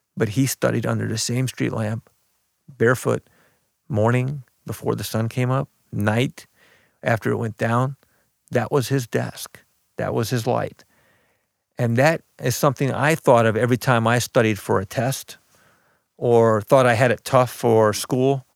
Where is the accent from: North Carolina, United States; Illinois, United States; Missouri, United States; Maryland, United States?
Illinois, United States; Belleville; also born or lived in Beirut, Lebanon; I grew up in Belleville, Illinois, but I was born in Beirut, Lebanon